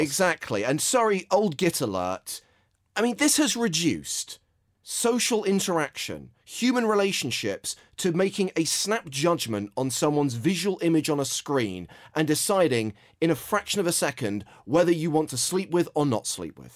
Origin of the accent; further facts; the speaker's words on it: England, United Kingdom; as an Englishman